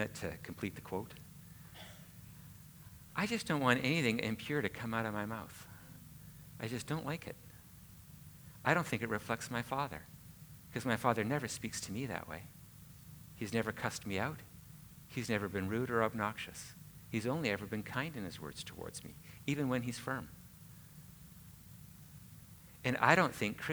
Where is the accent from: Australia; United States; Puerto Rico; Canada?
Canada; I'm Canadian